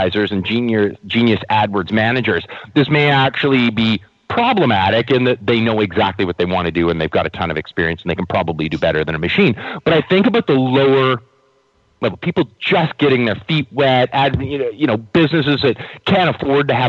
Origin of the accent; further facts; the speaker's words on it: Canada; as a Canadian